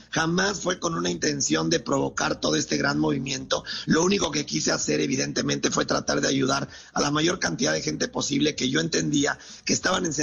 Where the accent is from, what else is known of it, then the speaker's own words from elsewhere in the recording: Mexico; born there; yo soy mexicano de nacimiento, pero colombiano de corazón.